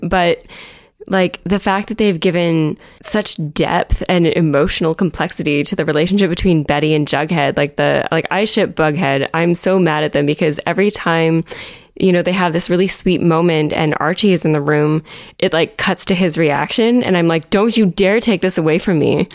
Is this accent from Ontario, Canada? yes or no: yes; Chatsworth, Ontario, Canada; moved away as an adult; also born or lived in Ottawa; now in Toronto, Canada; I grew up in a tiny little town called Chatsworth. It's up in southwestern Ontario near Owen